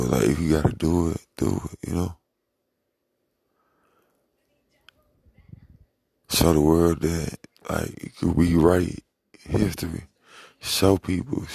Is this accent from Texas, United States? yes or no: no; St. Louis, Missouri, United States; I'm from St. Louis, Missouri